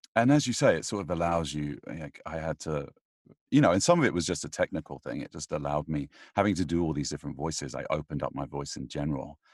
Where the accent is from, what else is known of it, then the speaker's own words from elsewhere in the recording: United Kingdom; I'm British